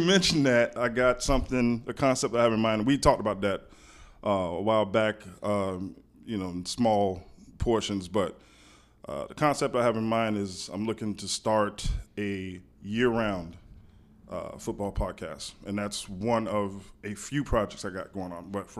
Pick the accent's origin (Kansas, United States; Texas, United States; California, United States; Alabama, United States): Alabama, United States; Fort Rucker; born there; Yeah, I'm an Army brat. I was born in Fort Rucker, Alabama.